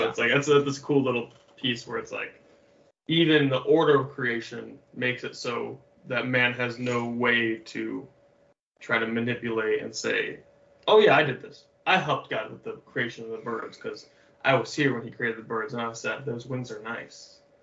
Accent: Michigan, United States; moved away as an adult; now in Hawaii, United States; I grew up in Michigan

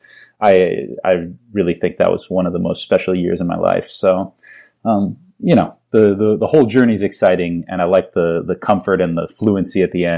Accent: Palo Alto, California, United States; So I grew up mostly in the Bay Area. I grew up in Palo Alto and went to school at Stanford. So I had a lot of, California connections behind me.

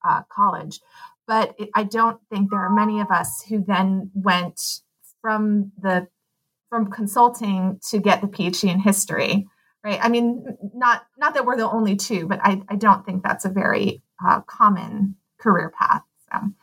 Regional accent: Pasadena, California, United States; also born or lived in Claremont, California / Amherst, Massachusetts / Stanford, California / Portland; I grew up in Pasadena

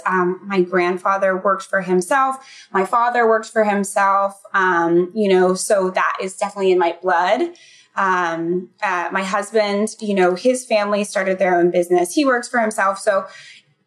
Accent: Central Florida, United States; moved away as an adult; now in New York, United States; I grew up in Central Florida in a small town outside of Tampa, in between Tampa and Orlando

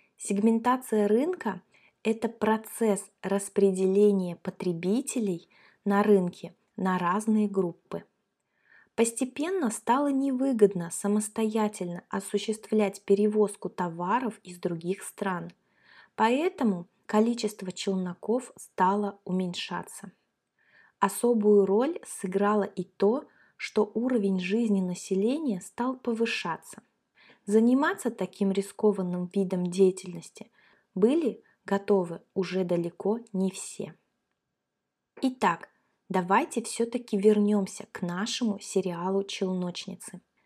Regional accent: Kaliningrad, Kaliningrad Oblast, Russia; мы с Катей как раз родились и выросли в Калининграде. Это наш родной город

